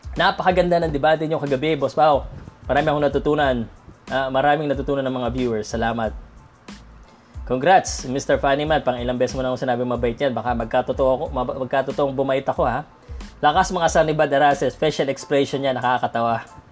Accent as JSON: {"language": "Tagalog", "country": "Philippines", "said": "I'm Filipino"}